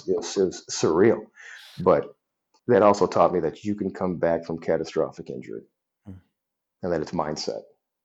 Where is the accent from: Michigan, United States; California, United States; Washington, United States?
Michigan, United States; Detroit; moved away as an adult; also born or lived in Kalamazoo, Michigan / Las Vegas, Nevada; now in DeKalb, United States; growing up in Detroit